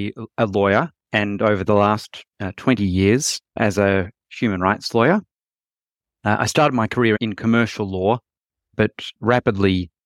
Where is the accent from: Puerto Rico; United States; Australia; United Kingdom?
Australia; I'm from Australia and was based in Australia at the time.